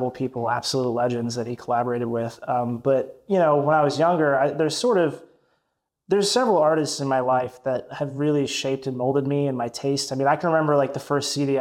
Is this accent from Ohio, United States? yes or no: no; Tennessee, United States; also born or lived in Michigan; I was born in Michigan, but when I was like three, moved down to Tennessee. I grew up there. I was raised there